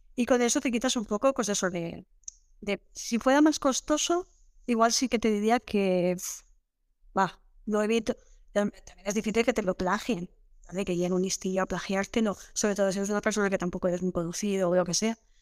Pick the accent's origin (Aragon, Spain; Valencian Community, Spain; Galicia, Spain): Valencian Community, Spain; Villarreal; soy de Villarreal